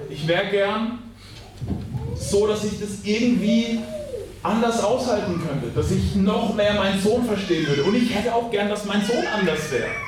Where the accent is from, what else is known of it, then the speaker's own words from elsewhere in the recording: Schweinfurt, Bavaria, Germany; ich ähm, komme aus Schweinfurt, also bin auch ein Franke und ich habe heute Morgen gemerkt, ich habe sogar mittelfränkische Wurzeln.